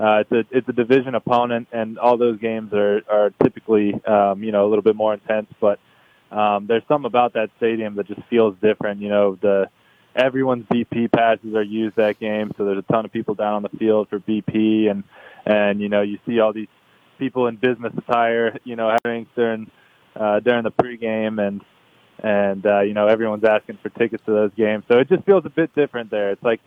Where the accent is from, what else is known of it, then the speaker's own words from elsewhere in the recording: Atlanta, Georgia, United States; Like I said, I grew up in Atlanta.